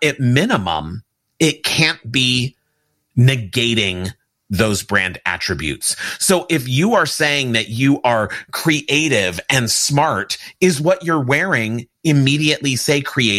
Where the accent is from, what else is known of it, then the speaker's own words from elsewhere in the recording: Los Angeles, California, United States; I grew up on the Universal lot here in Hollywood, California.